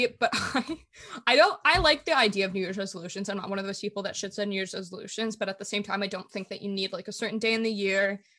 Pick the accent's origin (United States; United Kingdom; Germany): Germany; I grew up moving a lot. I grew up in Germany, and my dad worked for the government. So we moved normally, it's like every 3 years